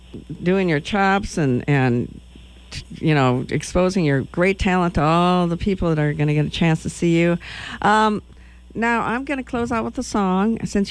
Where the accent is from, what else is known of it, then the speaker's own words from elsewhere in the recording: Wisconsin, United States; I'm from Wisconsin